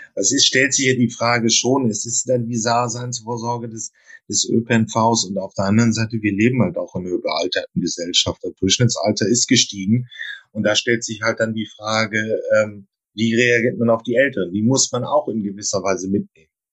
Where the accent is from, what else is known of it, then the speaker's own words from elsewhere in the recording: Germany; da sind wir ja Deutsche